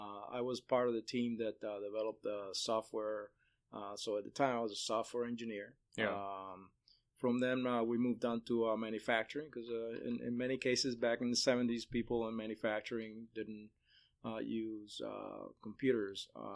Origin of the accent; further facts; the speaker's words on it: Chicago, Illinois, United States; now in Central Florida, United States; back in 1979 in Chicago, where I grew up, my hometown.